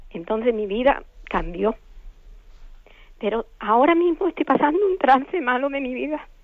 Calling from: Málaga, Andalusia, Spain; de Málaga.

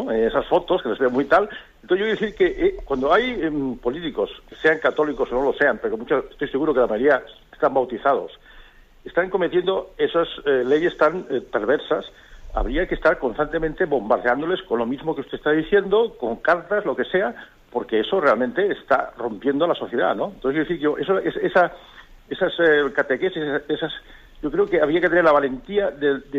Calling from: Almería, Andalusia, Spain; Hola, buenos días. … de Almería.

